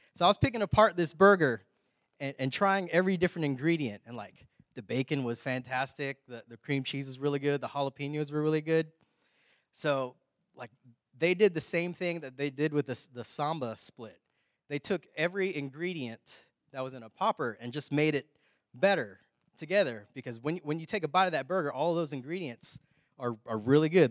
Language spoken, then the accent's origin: English; Texas, United States; We're from Texas.